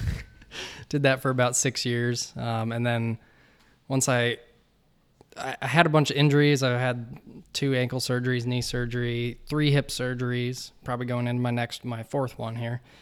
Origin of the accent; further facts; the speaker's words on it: Colorado, United States; moved away as an adult; also born or lived in East Coast; I grew up in Colorado